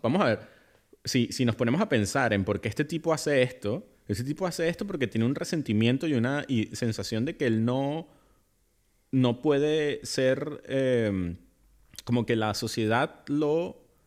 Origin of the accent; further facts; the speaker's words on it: Venezuela; en mi país Venezuela